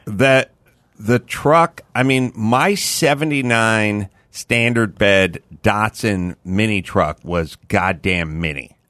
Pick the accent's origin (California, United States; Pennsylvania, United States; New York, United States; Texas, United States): California, United States; Los Angeles; I grew up in North Hollywood